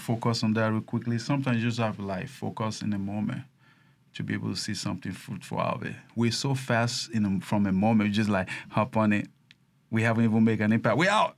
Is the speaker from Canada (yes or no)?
no; Nigeria; now in United States; I started my business as a Nigerian